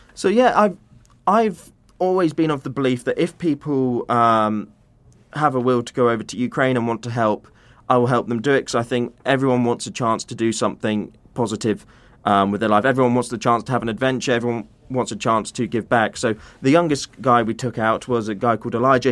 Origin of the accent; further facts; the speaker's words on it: United Kingdom; British humanitarian workers